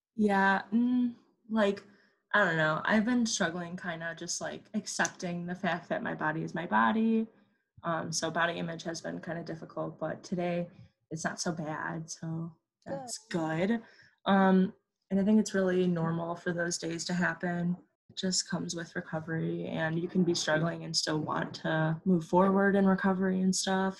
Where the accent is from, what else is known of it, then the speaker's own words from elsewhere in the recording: Illinois, United States; I'm from Illinois and I'm currently in Illinois right now